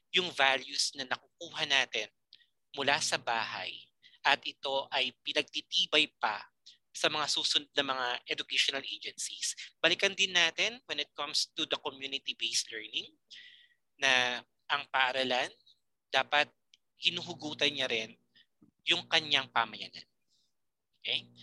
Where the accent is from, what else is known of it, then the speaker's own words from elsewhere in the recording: Philippines; Being a Filipino